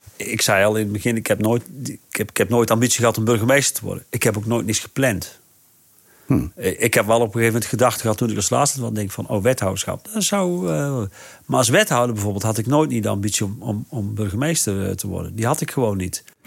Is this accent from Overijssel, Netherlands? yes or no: no; North Brabant, Netherlands; moved away as an adult; now in Rhenen, Netherlands; waar ik vandaan kom, in ja. Brabant. Van die, van die zandgronden in Noordoost-Brabant